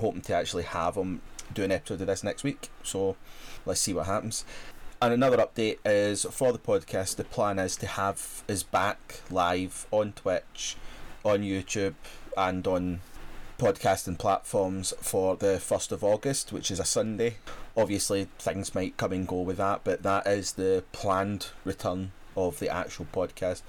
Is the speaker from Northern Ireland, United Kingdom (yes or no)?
no; Scotland, United Kingdom; as a Scot